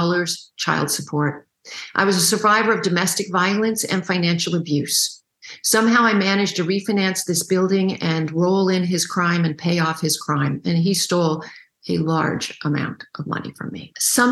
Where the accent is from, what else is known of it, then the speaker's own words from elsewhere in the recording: Canada; I'm Canadian